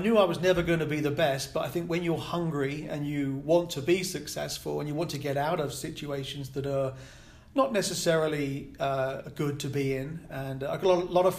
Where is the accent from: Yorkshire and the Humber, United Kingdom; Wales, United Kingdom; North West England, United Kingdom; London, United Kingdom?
London, United Kingdom; moved away as an adult; now in Kansas City, United States; I'm born and raised, obviously, in United Kingdom